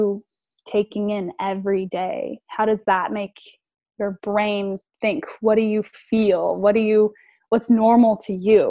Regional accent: South Carolina, United States; I'm from South Carolina

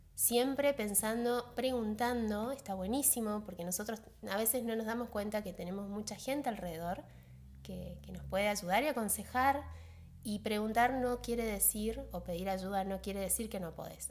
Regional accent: Paraguay; ese pueblo que es, mi pueblo también

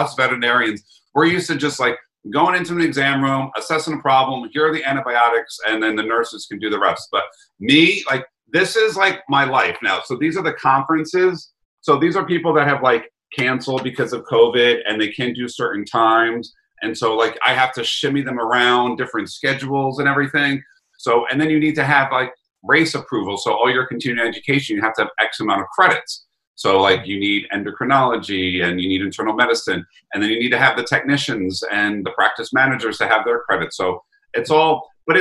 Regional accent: New York, United States; accent: New York; my New York accent

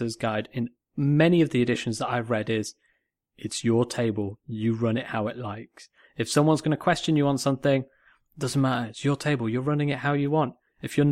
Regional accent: Manchester, North West England, United Kingdom; accent: Northern; also born or lived in Cheshire; I'm from Manchester, you know, we're from Cheshire. We know Northern accents

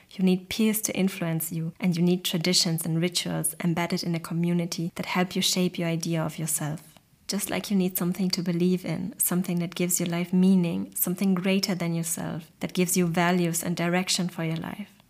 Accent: Germany; I grew up in Germany, one of the most individualistic countries that exist

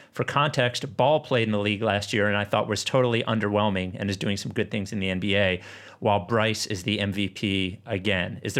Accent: Perth, Western Australia, Australia; I am from Perth in Western Australia.

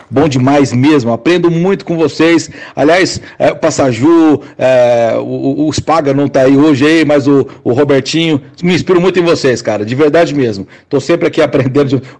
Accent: São Paulo, Brazil; moved away; also born or lived in Uberaba; Eu sou de São Paulo, mas eu trabalho numa rádio é, em Uberaba, Triângulo Mineiro, nas Sete Colinas.

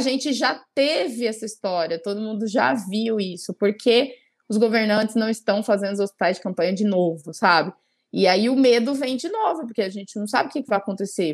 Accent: São Bernardo do Campo, São Paulo, Brazil; moved away as an adult; now in Cuiabá, Brazil; eu sou natural de São Paulo, de São Bernardo do Campo, e eu moro há sete anos já no Mato Grosso, em Cuiabá. Eu vim para cá fazer faculdade

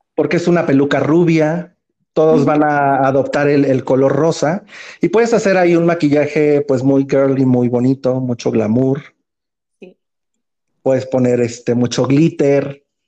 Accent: Mexico; como buen mexicano

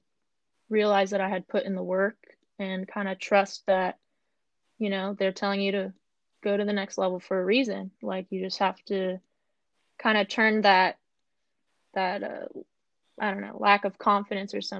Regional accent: Tustin, California, United States; growing up in Tustin, it's definitely a big aquatic-based community

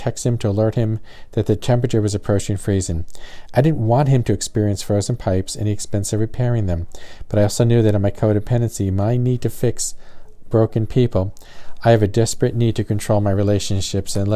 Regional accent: New Jersey, United States; now in the South, United States; Growing up in New Jersey, we never covered our outside water spigots

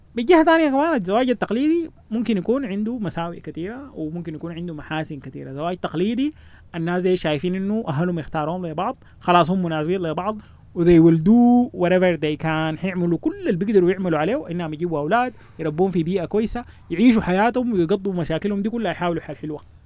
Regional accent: Sudan; نحن عندنا في السودان

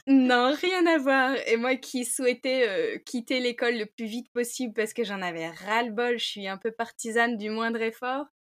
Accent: Saint-Malo, Brittany, France; je suis malouine, donc je suis née à Saint-Malo, j'ai grandi à Saint-Malo

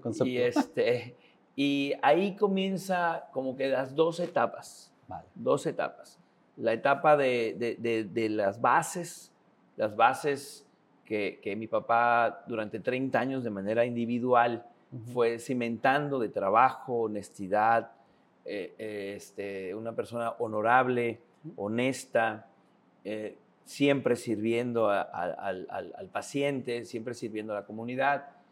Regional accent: Tabasco, Mexico; also born or lived in Yucatán; now in Mérida, Mexico; el estado de Tabasco, del cual soy oriundo

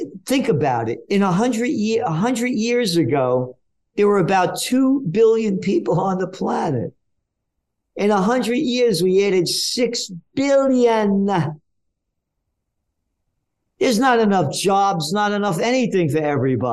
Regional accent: New York City, New York, United States; I'm a Napolitano, born in the Bronx

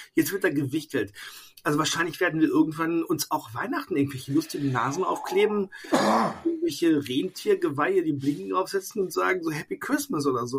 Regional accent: Bad Oeynhausen, North Rhine-Westphalia, Germany; now in Koblenz, Germany; in meiner alten Heimat in Bad Oeynhausen

